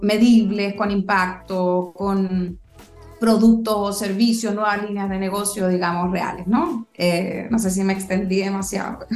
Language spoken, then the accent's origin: Spanish; Chile; moved away as an adult; also born or lived in Europe / London, United Kingdom / United States; yo me fui de Chile muchos años, 17 años estuve fuera, eh, 8 años en Europa, 9 años en Estados Unidos